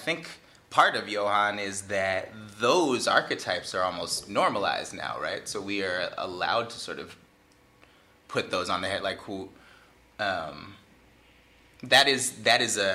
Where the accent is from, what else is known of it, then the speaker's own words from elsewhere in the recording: Bay Area, California, United States; I'm from the Bay Area